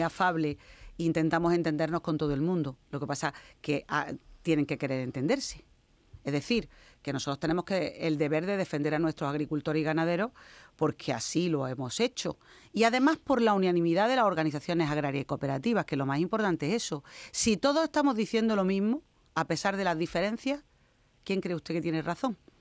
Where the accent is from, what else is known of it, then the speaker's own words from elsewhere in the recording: Carboneras, Andalusia, Spain; en Carbonera en mi tierra